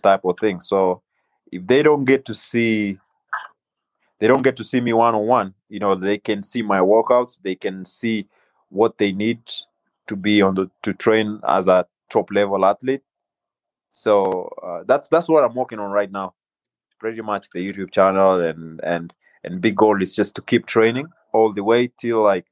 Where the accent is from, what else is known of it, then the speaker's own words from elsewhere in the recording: Kenya; also born or lived in North Carolina; now in United States; growing up in Kenya